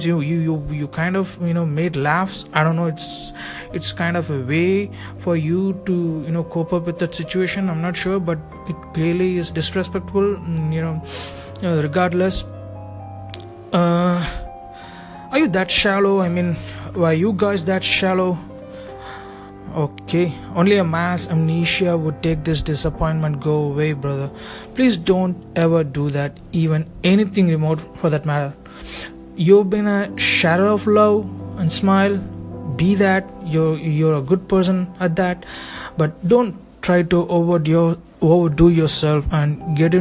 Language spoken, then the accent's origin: English; India; me being an Indian and following intense rituals